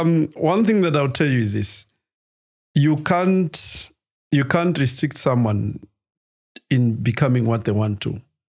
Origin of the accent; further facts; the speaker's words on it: Lusaka, Lusaka Province, Zambia; Lusaka Garden.